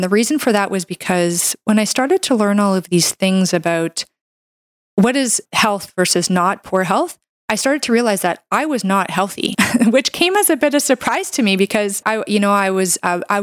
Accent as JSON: {"language": "English", "country": "Canada", "said": "I'm a Canadian medical doctor"}